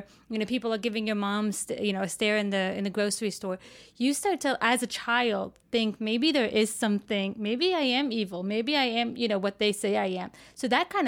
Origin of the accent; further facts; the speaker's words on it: United States; also born or lived in Palestine; Muslim Americans